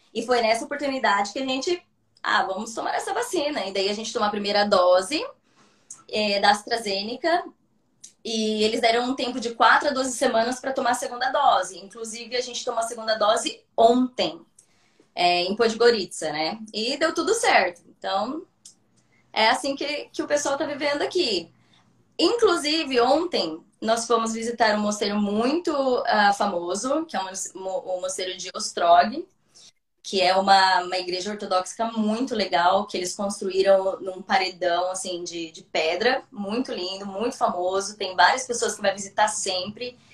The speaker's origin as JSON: {"language": "Portuguese", "country": "Brazil", "moved": "as an adult", "lives_now": "Budva, Montenegro", "said": "eu sou do Brasil"}